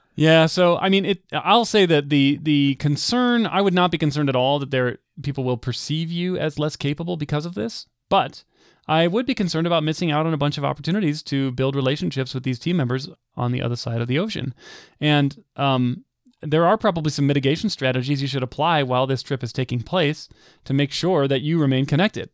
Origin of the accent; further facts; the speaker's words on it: United States; growing up in the United States